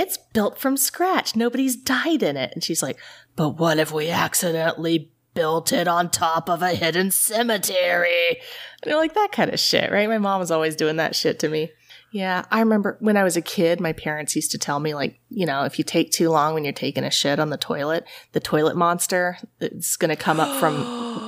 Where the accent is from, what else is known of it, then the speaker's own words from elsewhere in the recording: East Tennessee, United States; also born or lived in New Haven, Connecticut; I grew up in East Tennessee